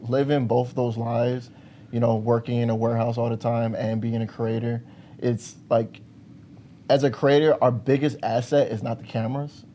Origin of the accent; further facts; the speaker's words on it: Park Forest, Illinois, United States; I was born in Park Forest, Illinois